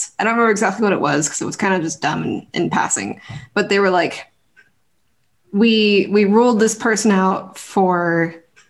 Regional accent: Reno, Nevada, United States; I'm from Reno, and so all of my family is in Reno

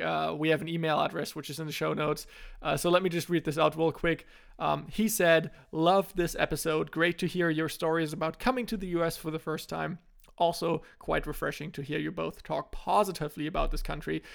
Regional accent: Germany; I had here in Germany

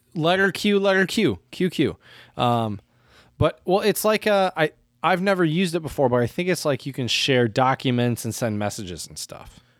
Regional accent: United States; as an American

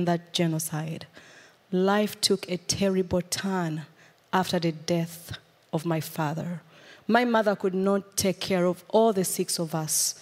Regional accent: Uganda; moved away; I come from Uganda. I was born in a family of six children

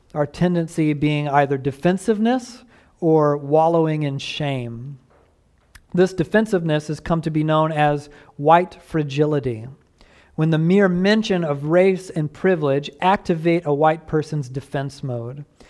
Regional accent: the American South, United States; I grew up steeped in Southern racism

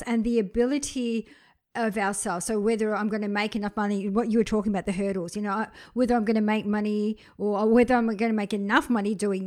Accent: Briançon, Provence-Alpes-Côte d'Azur, France; moved away; I was born in Briançon, which is probably close to Aix-Provence in the south of France

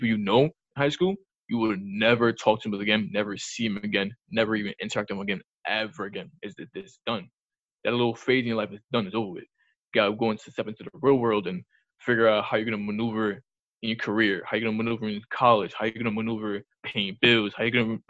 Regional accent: New York City, New York, United States; When I was younger, growing up in the Bronx

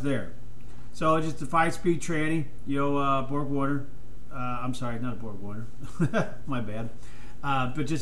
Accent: United States; I'm American

